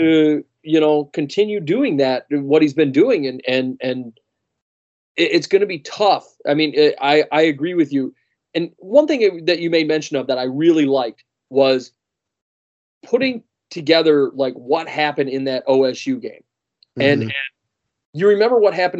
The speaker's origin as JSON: {"language": "English", "town": "Detroit", "region": "Michigan", "country": "United States", "said": "I'm a Vikings fan from Detroit"}